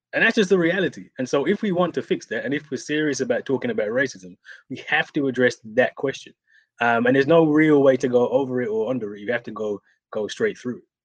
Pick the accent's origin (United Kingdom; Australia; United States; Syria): United Kingdom; I'm from Britain